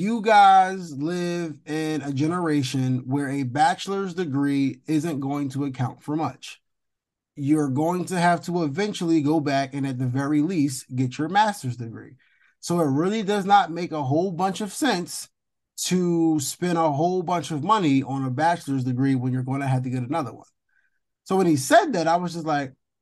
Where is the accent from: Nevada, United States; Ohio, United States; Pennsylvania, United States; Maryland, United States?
Pennsylvania, United States; Philadelphia; I'm from Philly